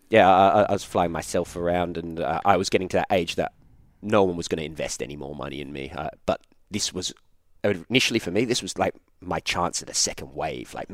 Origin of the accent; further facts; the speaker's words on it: Australia; Yeah, yeah I'm Australian.